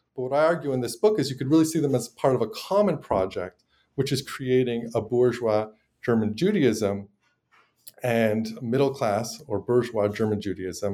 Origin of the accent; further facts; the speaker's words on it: Montreal, Quebec, Canada; moved away as an adult; now in United States; but I'm originally from Montreal.